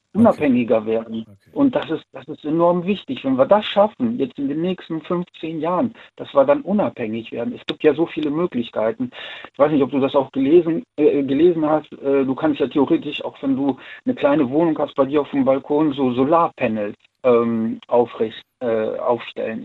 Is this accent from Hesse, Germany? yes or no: no; Siegburg, North Rhine-Westphalia, Germany; ich komme aus Siegburg